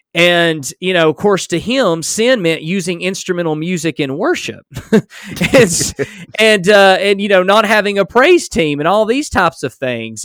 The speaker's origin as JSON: {"language": "English", "region": "Alabama", "country": "United States", "accent": "strong southern drawl", "said": "I'm from Alabama or simply because I have a strong southern drawl"}